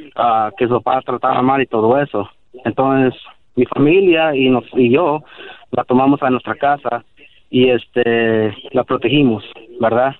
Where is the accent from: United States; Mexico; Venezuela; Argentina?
United States; Spanish is a second language; Yo soy chicano, descendiente de mis jefes que son de Guerrero, Tierra Caliente.